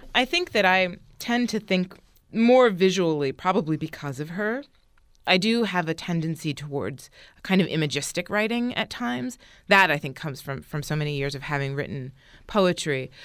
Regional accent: United States; also born or lived in Florence, Italy; I'm American

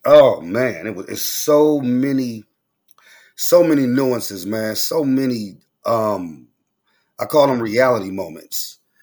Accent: Oakland, California, United States; I'm from Oakland. You know, we popping, uh, we talk fast

